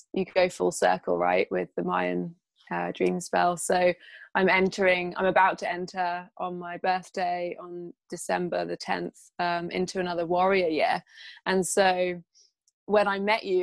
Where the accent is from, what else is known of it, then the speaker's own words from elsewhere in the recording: England, United Kingdom; I'm from England